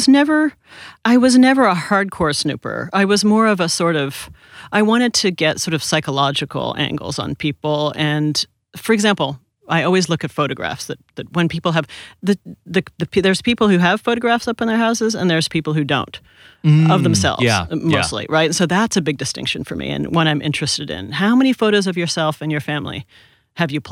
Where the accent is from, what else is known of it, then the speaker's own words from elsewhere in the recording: Toronto, Ontario, Canada; moved away as an adult; also born or lived in New York; now in Los Angeles, United States; I grew up in Canada from when I was 2 till I went to college in Toronto